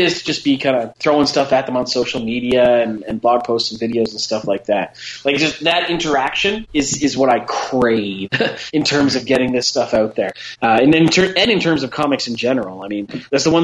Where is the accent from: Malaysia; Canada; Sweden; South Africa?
Canada; We're Canadian